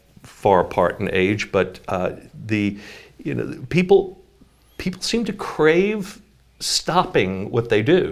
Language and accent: English; New York, United States; moved away; growing up in New York